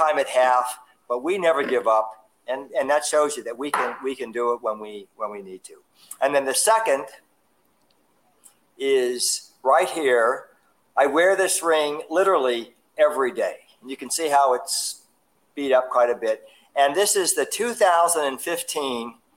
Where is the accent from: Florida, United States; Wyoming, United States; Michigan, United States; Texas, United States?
Florida, United States; Fort Lauderdale; I'm a native of South Florida. I grew up in Fort Lauderdale